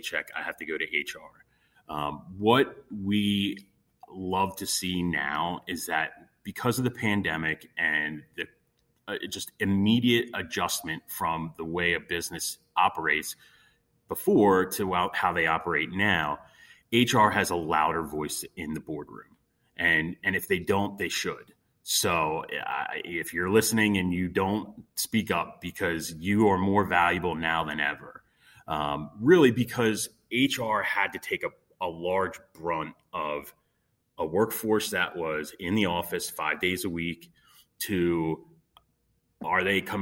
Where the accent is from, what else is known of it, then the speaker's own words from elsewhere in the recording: Montgomery County, Pennsylvania, United States; also born or lived in Chester County, Pennsylvania; I am born and raised here in Pennsylvania. I grew up in Montgomery County